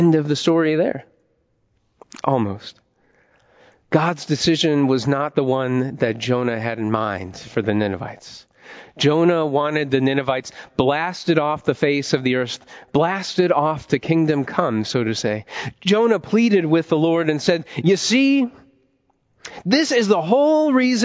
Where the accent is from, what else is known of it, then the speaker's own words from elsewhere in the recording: Ohio, United States; moved away as an adult; also born or lived in Washington, D.C.; I definitely didn't want to leave my home state, the heart of America, Ohio, and move to D.C. for seminary